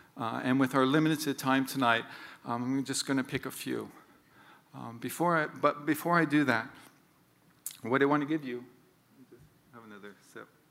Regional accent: Honolulu, Hawaii, United States; I grew up in Honolulu as a fifth of six kids

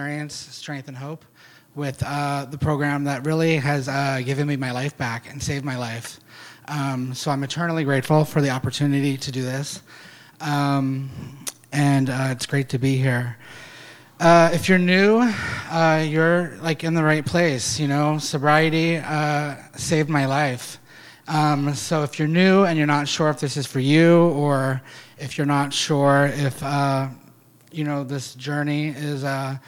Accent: Pasadena, Maryland, United States; also born or lived in Alameda; now in San Francisco, United States; I grew up in Pasadena, Maryland, and I just never felt like I was supposed to be there

